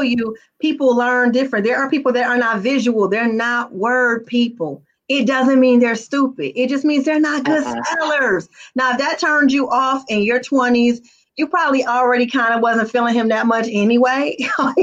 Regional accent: Detroit, Michigan, United States; I was raised on Plymouth, Wyoming, in the heart of the ghetto on the west side of Detroit

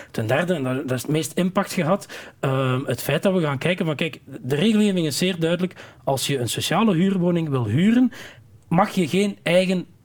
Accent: Flanders, Belgium; Veel meer dat erfgoed als weergave van wie wij zijn als Vlamingen. Ja. We hebben heel veel soorten erfgoed in Vlaanderen.

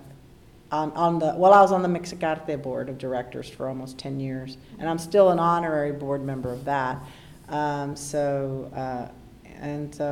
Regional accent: Laredo, Texas, United States; moved away as an adult; also born or lived in Austin, Texas; I was born in Laredo, Texas, September 27th, 1955.

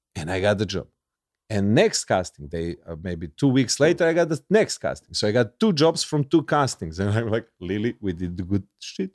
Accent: Serbia; English is a second language; I'm from Yugoslavia. We watched American movies

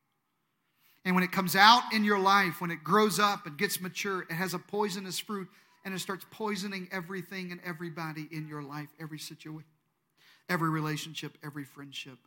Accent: Deep South, United States; I'm from the Deep South. In the Deep South, we say things like, oh, bless their heart.

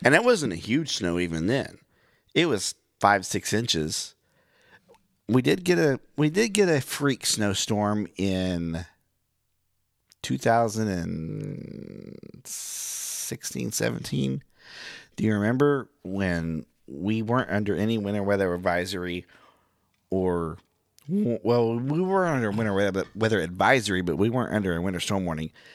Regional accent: Miami, Oklahoma, United States; now in Branson, United States; I'm from Miami

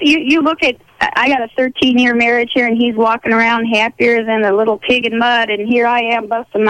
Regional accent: Texas, United States; moved away; Originally, I'm from Texas.

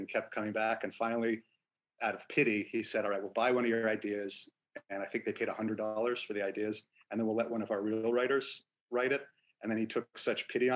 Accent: Sharon, Massachusetts, United States; also born or lived in Brookline, Massachusetts; now in Los Angeles, United States; growing up in Boston

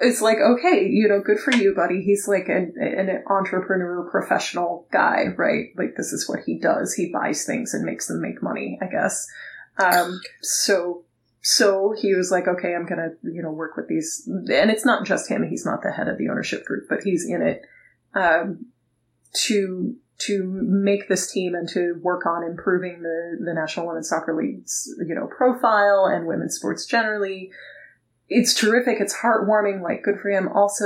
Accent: California, United States; as a Californian

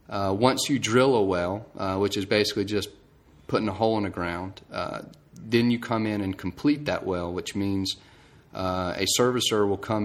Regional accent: Georgia, United States; Okay, I'm from Georgia. Went to Georgia Tech for my mechanical engineering degree.

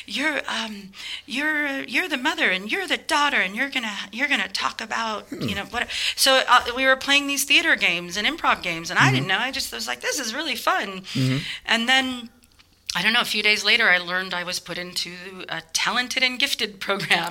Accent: Portland, Oregon, United States; moved away as an adult; also born or lived in Boston; now in San Francisco, United States; I grew up in Portland, Oregon

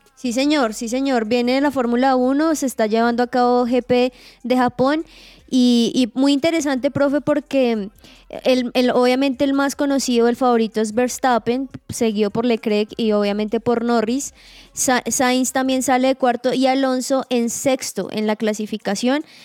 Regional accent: Sogamoso, Boyacá, Colombia; now in Bogotá, Colombia; en Sogamoso donde él se acercó, del lugar de donde soy

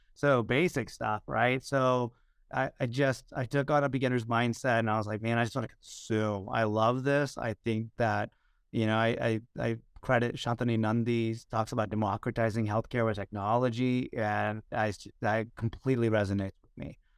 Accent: Houston, Texas, United States; also born or lived in Chicago, Illinois; I grew up in the US, by the way, I was born in Chicago and we grew up in the States. We grew up I grew up in Houston

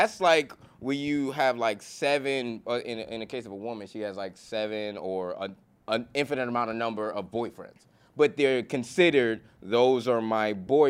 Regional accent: New York City, New York, United States; I'm from Brooklyn.

